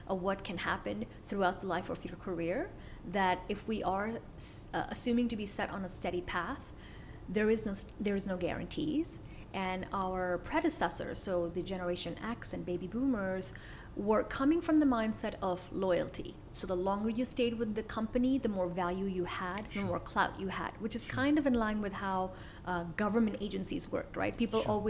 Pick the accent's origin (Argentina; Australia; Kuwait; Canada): Kuwait; moved away as an adult; also born or lived in United States; I was born in Kuwait.